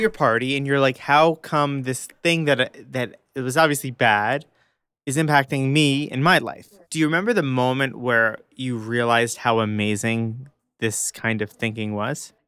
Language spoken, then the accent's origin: English; United States; I grew up in America